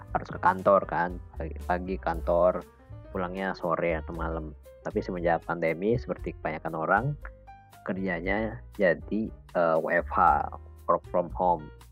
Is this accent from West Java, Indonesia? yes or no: yes; Bogor, West Java, Indonesia; moved away as an adult; now in Malang, Indonesia; aku kan sebenarnya berasal dari Bogor ya sama kayak Arin